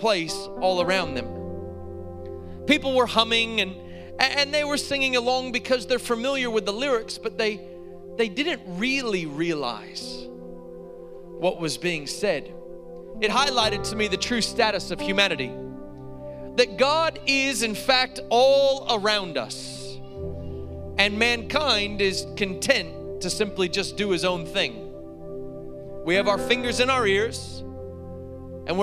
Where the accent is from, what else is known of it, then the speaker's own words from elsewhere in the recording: North Carolina, United States; moved away as an adult; now in Australia; we grew up in North Carolina